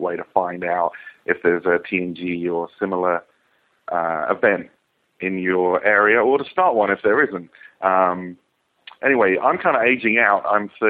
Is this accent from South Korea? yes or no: no; England, United Kingdom; now in United States; I live in the U.S., although obviously the accent, I'm actually originally from England.